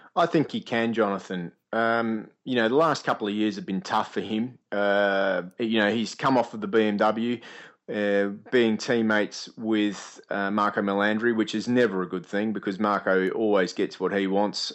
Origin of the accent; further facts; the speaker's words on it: Australia; us Australians speaking as Australian